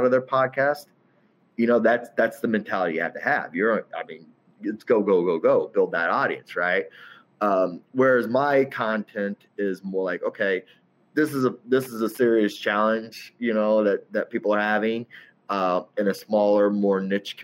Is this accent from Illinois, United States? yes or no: yes; Centralia, Illinois, United States; moved away as an adult; also born or lived in Charleston, Illinois / Naperville, Illinois / Chicago, Illinois; now in Chicago suburbs, United States; I'm originally from Southern Illinois, Centralia, about 45 miles east of St. Louis